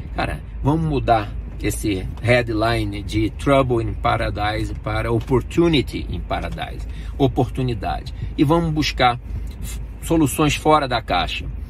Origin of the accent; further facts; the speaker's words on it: Brazil; moved away as an adult; quando eu saí do Brasil